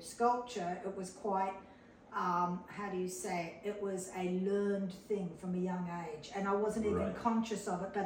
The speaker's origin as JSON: {"language": "English", "town": "Sydney", "region": "New South Wales", "country": "Australia", "said": "I came from Sydney, Australia. I came from a very prestigious academic medical family"}